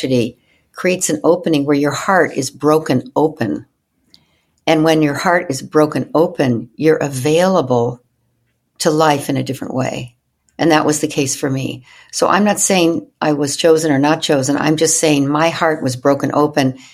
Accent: Evanston, Illinois, United States; where I grew up in Evanston, Illinois

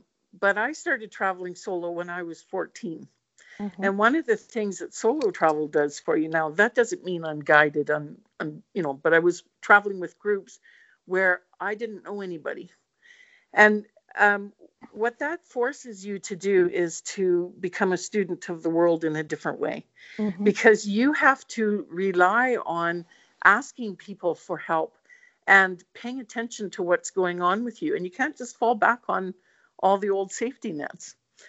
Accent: Northern Ireland, United Kingdom; Hey, I'm Northern Irish, right?

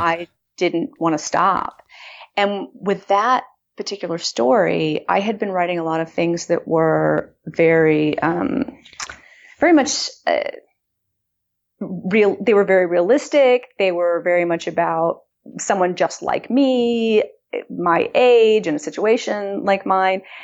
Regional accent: Austin, Texas, United States; moved away; I moved back to my hometown of Austin

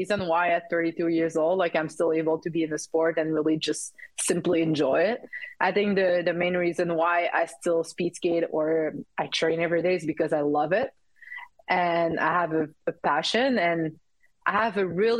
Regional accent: Saguenay, Quebec, Canada; English is a second language; also born or lived in Calgary, Alberta; now in Quebec City, Canada; I'm from Saguenay, which is like 2 hours north of Quebec City.

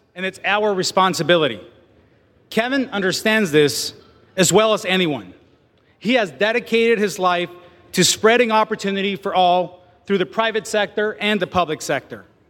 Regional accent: Mexico; English is a second language; now in United States; I was born in Mexico.

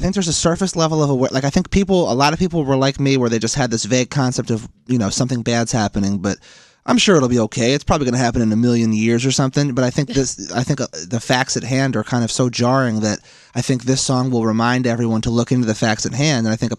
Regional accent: Philadelphia, Pennsylvania, United States

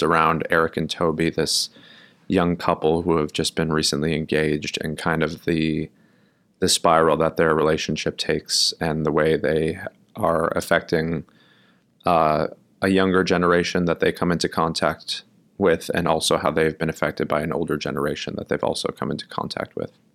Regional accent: New York City, New York, United States; also born or lived in Milwaukee, Wisconsin; I grew up in Brooklyn, New York

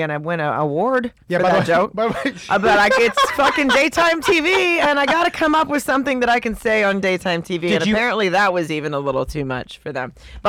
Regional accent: Canada; So now that I'm just because I'm Canadian, now I'm gay.

